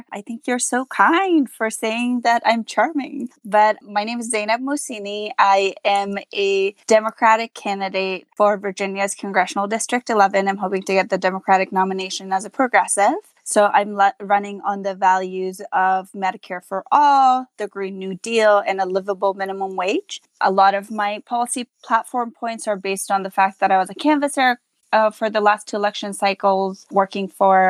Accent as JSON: {"language": "English", "country": "Afghanistan", "tie": "born or raised there", "also_born_or_lived": "Pakistan", "said": "I'm a refugee from Afghanistan. So I was born in Afghanistan. And then my family lived in Pakistan for obvious reasons as illegal immigrants. We're undocumented in Pakistan, like thousands of Afghans."}